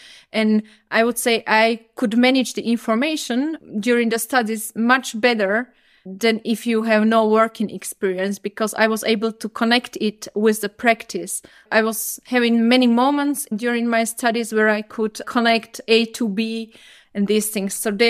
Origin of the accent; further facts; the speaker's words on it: Slovakia; English is a second language; now in Germany; I grew up actually in Slovakia, maybe you can hear it as well. And I came to Germany like 8 years ago.